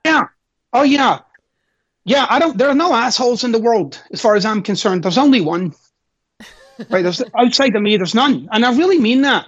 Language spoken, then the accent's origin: English; Glasgow, Scotland, United Kingdom; I'm Scottish, of course, and I'm I'm from Glasgow, Scotland